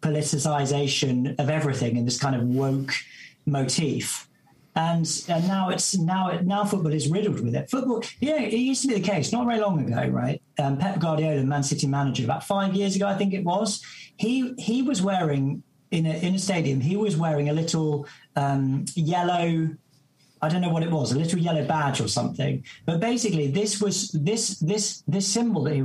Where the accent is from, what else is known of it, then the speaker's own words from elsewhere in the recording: Essex, East of England, United Kingdom; I'm from Essex, and, you know, I grew up going to watch Spurs